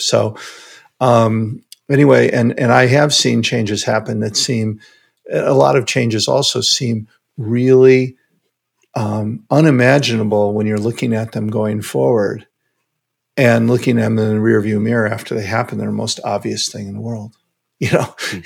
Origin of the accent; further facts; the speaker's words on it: Chicago, Illinois, United States; I grew up in Chicago